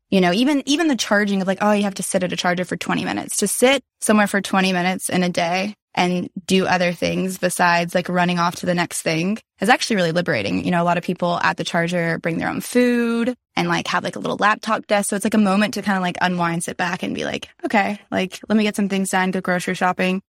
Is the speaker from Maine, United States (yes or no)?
no; Nashville, Tennessee, United States; growing up in Nashville